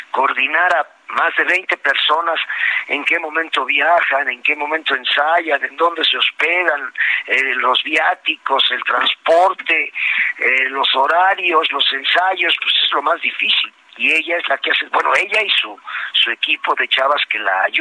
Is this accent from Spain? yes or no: no; Puebla, Mexico; moved away; pues yo soy de allá de la Bella República, de los camots y los borrachitos